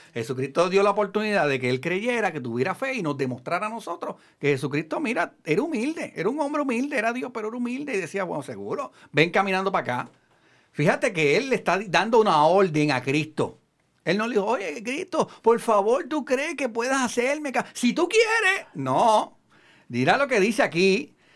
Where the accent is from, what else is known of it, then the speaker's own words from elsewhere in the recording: Puerto Rico; los que somos de Puerto Rico.